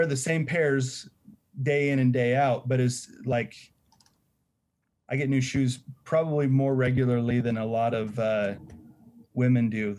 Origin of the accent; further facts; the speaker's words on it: Oregon, United States; I'm from Oregon. I don't want to pay your sales tax up here.